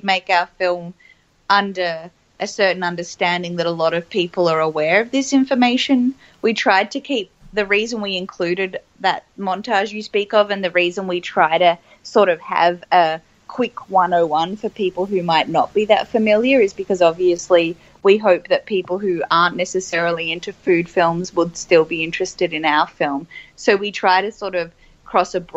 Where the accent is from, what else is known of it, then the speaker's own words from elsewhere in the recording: Melbourne, Victoria, Australia; I grew up in Melbourne, so obviously as an inner city kid